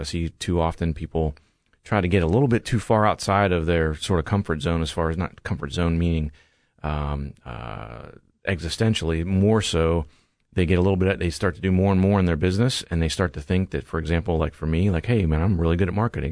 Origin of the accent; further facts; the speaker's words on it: Eastern Ohio, United States; moved away as an adult; now in Columbus, United States; I was born and raised in Eastern Ohio